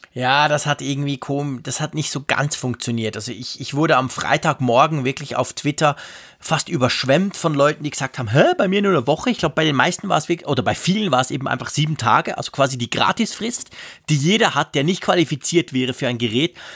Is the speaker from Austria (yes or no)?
no; Switzerland; bei uns in der Schweiz